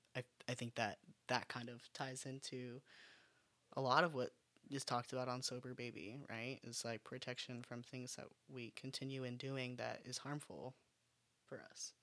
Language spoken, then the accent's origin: English; West Palm Beach, Florida, United States; I grew up in West Palm Beach, Florida